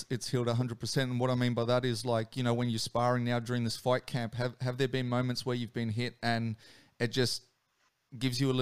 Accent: Australia; being the Aussie that I am

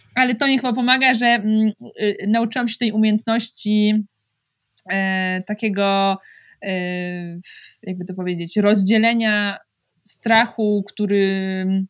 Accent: Łódź, Łódź Voivodeship, Poland; moved away as an adult; also born or lived in France / Vercorin, Switzerland; now in Switzerland; jestem z Łodzi

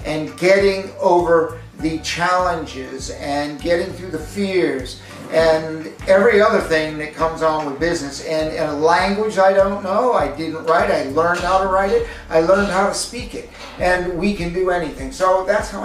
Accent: United States; I have grown up as an American, lived in America

